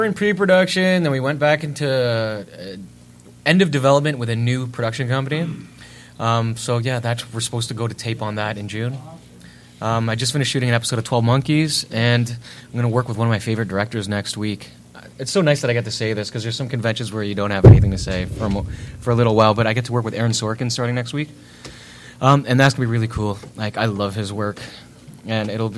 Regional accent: Canada; now in Toronto, Canada; being a Canadian actor in Toronto

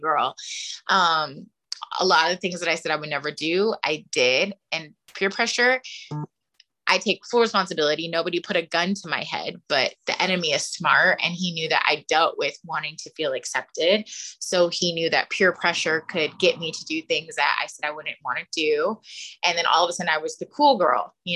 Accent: the Valley, California, United States; I'm also from the Valley

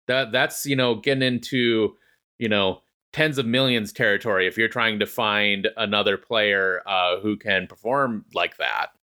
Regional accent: United States; as an American fan

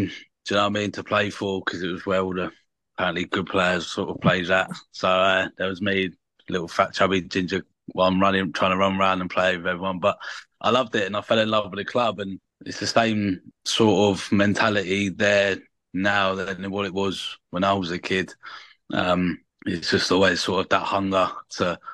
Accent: Brighton, South East England, United Kingdom; also born or lived in West London; I actually moved to the estate from London when I was 2, so I wasn't originally born here. I was born in West London

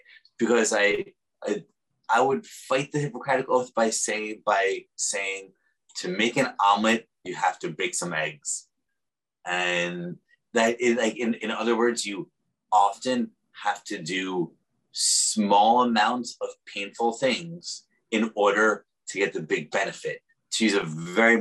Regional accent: New York City, New York, United States; now in San Francisco, United States; I'm also a New Yorker

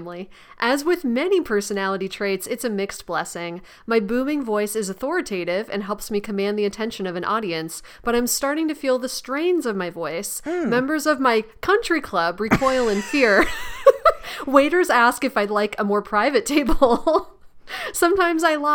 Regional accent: West Coast, United States; I grew up on the West Coast

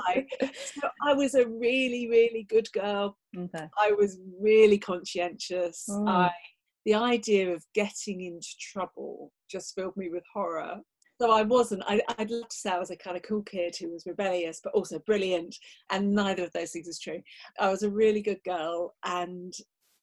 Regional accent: Kent, South East England, United Kingdom; I grew up in Kent. I come from an Irish

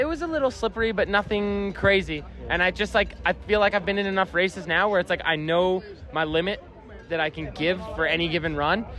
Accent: Canada; I'm a Canadian

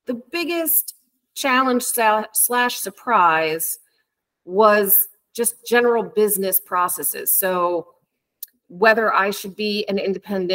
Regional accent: New Jersey, United States; moved away as an adult; now in New York, United States; So I'm originally from New Jersey.

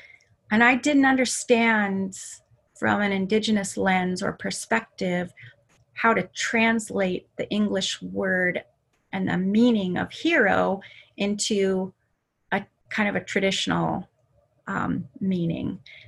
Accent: Anchorage, Alaska, United States; I moved around a lot, but for the most part, I grew up in Anchorage

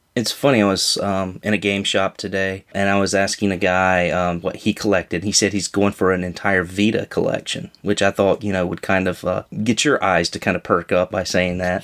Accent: North Carolina, United States; I'm from North Carolina

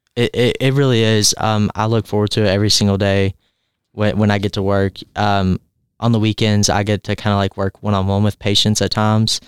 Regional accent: Cloverport, Kentucky, United States; I'm from Cloverport, Kentucky. It is a very small rural community

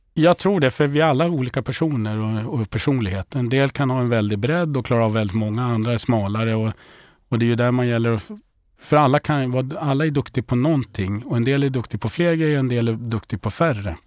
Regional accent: Uppsala, Uppsala County, Sweden; moved away; jag är en kille från Uppsala, uppfödd och uppväxt i Uppsala

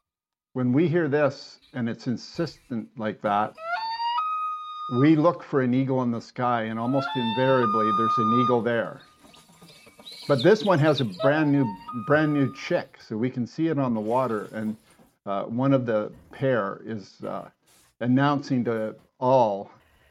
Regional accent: Toronto, Ontario, Canada; moved away; I was brought up in Toronto

